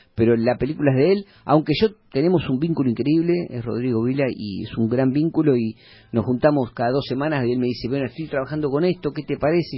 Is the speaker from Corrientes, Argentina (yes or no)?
no; Mar del Plata, Buenos Aires Province, Argentina; haber conocido mucho la ciudad porque era mi ciudad, yo soy de Mar